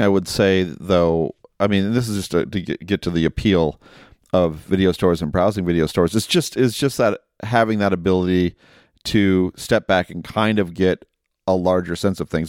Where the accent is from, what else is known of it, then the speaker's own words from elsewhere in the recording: Perrysburg, Ohio, United States; a video store in my hometown in Perrysburg, Ohio.